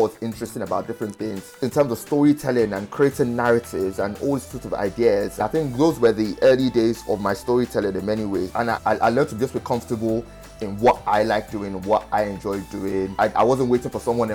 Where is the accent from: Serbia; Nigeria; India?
Nigeria; now in London, United Kingdom; I tell people I'm not Nigerian, I'm British